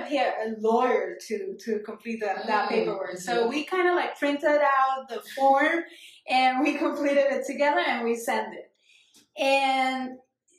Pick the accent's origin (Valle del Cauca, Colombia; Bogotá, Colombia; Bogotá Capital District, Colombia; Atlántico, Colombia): Valle del Cauca, Colombia; Cali; English is a second language; moved away as an adult; now in New York City, United States; I grew up in Cali, right? So I was there that's obviously as a kid until I left when I was 20.